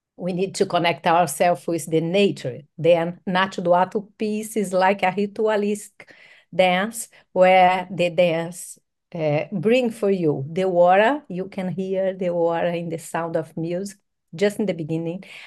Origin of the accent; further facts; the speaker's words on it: São Paulo, Brazil; We are from Sao Paulo, and of course in our DNA we have this amazing feeling of this vibrant city.